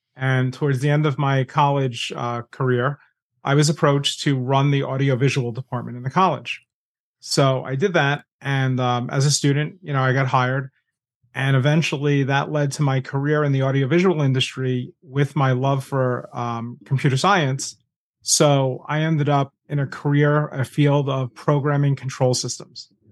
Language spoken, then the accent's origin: English; New York, United States; I'm New Yorker